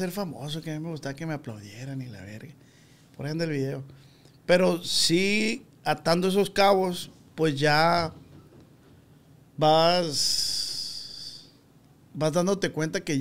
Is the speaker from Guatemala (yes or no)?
no; Culiacán, Sinaloa, Mexico; Nacido y criado en Culiacán.